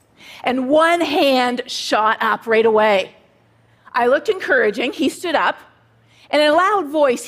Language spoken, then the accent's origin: English; Canada; now in United States; "No," I said, "I'm Canadian."